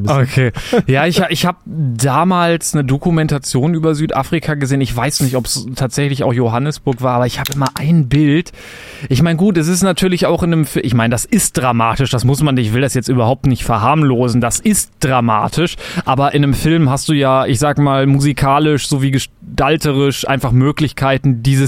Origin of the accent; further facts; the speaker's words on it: Germany; ich bin ja Deutscher